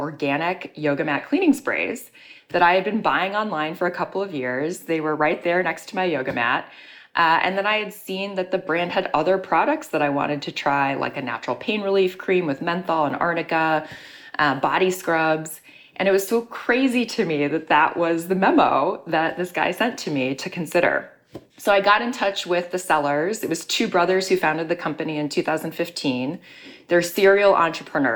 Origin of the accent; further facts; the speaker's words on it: Chicago, Illinois, United States; moved away as an adult; also born or lived in New York City; now in Chicago, United States; my hometown of Chicago